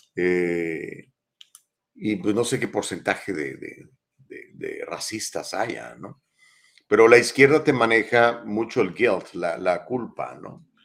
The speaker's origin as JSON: {"language": "Spanish", "country": "Mexico", "moved": "yes", "lives_now": "Los Angeles, United States", "said": "mexicanos somos blancos"}